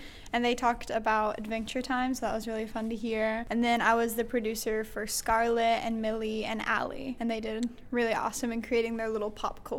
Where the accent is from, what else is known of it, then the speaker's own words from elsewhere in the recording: Gatlinburg, Tennessee, United States; moved away as an adult; now in Berea, United States; I'm from Gatlinburg, Tennessee, right now residing in Berea College.